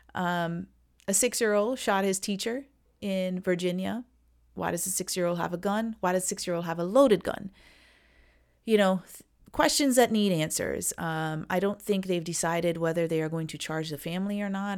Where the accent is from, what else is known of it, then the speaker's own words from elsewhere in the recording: Trinidad & Tobago; I'm from Trinidad